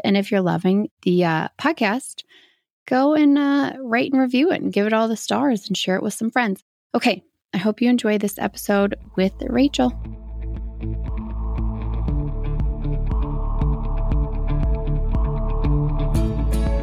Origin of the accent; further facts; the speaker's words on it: Midwest, United States; Midwest. Man, Midwesterns, we know how to drink.